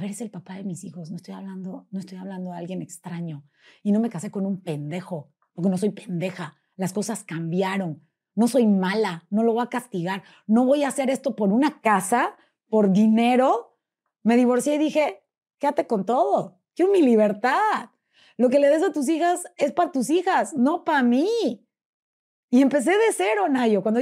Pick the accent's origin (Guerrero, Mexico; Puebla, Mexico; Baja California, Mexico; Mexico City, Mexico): Puebla, Mexico; now in Monterrey, Mexico; hola, yo soy …, vengo de Puebla y soy conferencista y soy cuando se les ofrezca, aquí estoy.